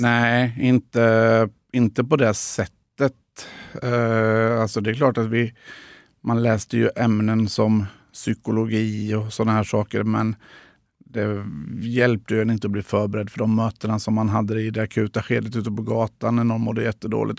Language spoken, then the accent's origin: Swedish; Tranås, Jönköping County, Sweden; moved away; also born or lived in Gothenburg; så hamnade vi i Tranås, och, eh, där jag ju är uppvuxen till stor